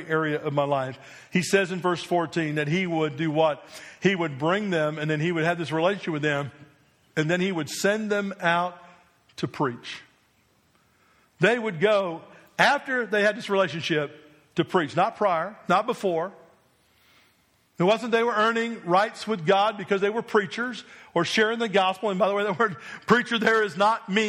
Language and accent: English; New Jersey, United States; moved away as an adult; also born or lived in Delaware / Mississippi; now in Alabama, United States; when I grew up in New Jersey, I never dreamed one day that I would live in Alabama